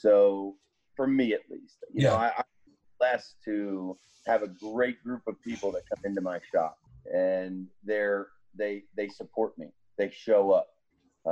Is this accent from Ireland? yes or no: no; Pennsylvania, United States; now in Virginia, United States; I'm a Yankee, you know, I'm from Pennsylvania